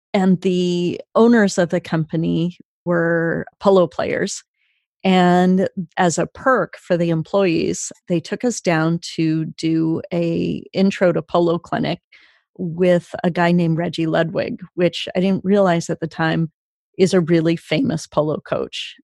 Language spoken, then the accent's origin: English; Sacramento, California, United States; I grew up mostly in Sacramento, and uh, Sacramento summers are really hot